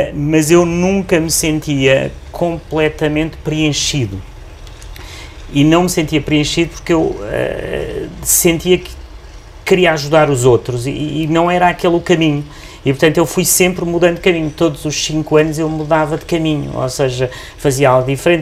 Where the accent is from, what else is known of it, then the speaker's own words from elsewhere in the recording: Beja, Alentejo, Portugal; now in Lisbon, Portugal; eu nasci em Beja nos anos 70